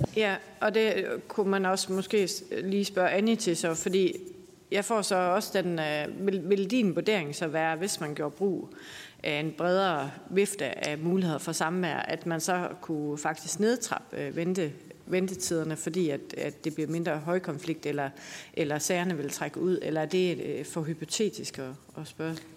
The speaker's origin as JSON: {"language": "Danish", "town": "Aarhus", "region": "Central Denmark Region", "country": "Denmark", "tie": "born or raised there", "said": "min hjemby i Aarhus"}